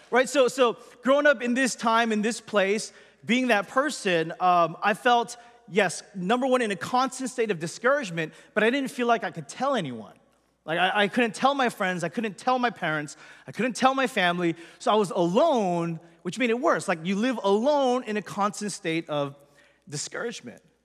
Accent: Los Angeles, California, United States; I grew up in Southern California in the Los Angeles area

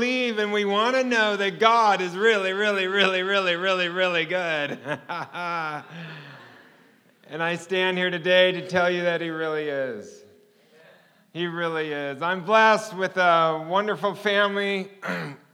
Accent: Manhattan Beach, California, United States; moved away; I grew up in Manhattan Beach, and I never thought I'd leave

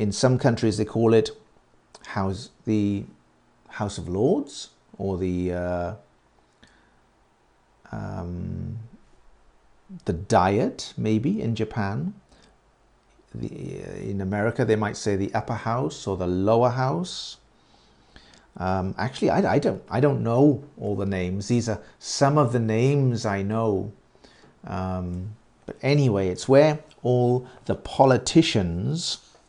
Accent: United Kingdom; I was born very near London.

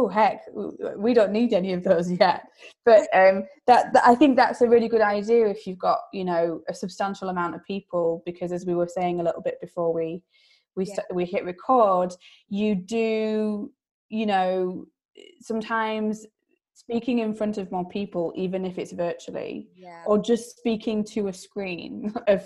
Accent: Yorkshire and the Humber, United Kingdom; As a Yorkshire girl

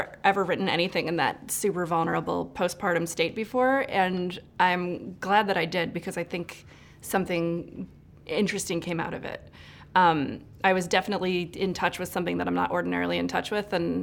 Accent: Illinois, United States; moved away as an adult; now in Los Angeles, United States; growing up in Illinois. And then I moved out to LA to work in the film business

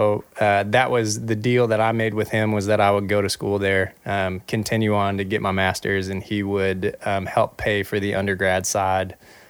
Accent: Texas, United States; also born or lived in Atlanta, United States / Phoenix, United States / Seattle, United States / Los Angeles, United States; I moved around a whole bunch growing up. I was born in Atlanta, lived in Texas, grew up there for a while, lived in Phoenix, lived in Seattle.

